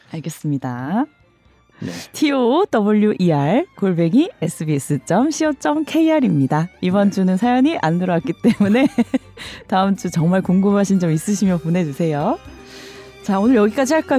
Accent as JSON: {"language": "Korean", "region": "Busan", "country": "South Korea", "tie": "born or raised there", "said": "제가 부산 출신이라."}